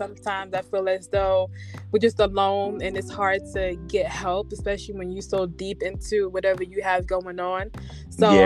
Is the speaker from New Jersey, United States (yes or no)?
yes; New Jersey, United States; moved away; also born or lived in North Carolina; I'm from Jersey, but I moved down south in 2004